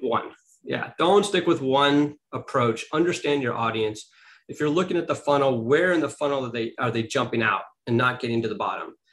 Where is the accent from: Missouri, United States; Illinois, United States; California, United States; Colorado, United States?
California, United States; Beverly Hills; I grew up in Beverly Hills, California